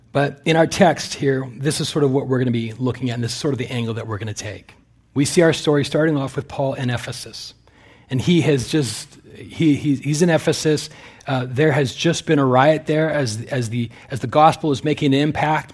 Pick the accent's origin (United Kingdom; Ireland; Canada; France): Canada; also born or lived in California; now in United States; I'm a Canadian citizen, although I'm in the middle of applying for Amer-, American citizenship